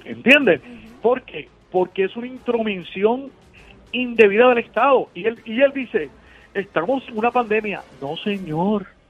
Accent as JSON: {"language": "Spanish", "country": "Puerto Rico", "said": "hermanos puertorriqueños"}